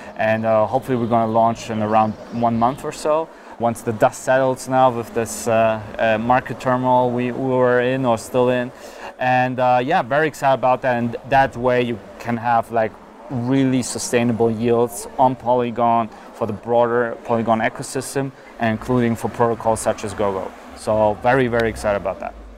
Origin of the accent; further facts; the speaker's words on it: Berlin, Germany; moved away as an adult; also born or lived in London; now in Zug, Switzerland; So I grew up in Germany, in Berlin, Germany.